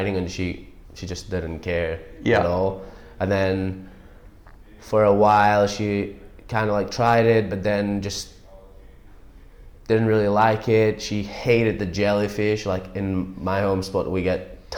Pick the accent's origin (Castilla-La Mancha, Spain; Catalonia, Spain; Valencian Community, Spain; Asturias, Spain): Catalonia, Spain; Empuriabrava; My town's called Empuria Brava, like north of Barcelona in the Costa Brava.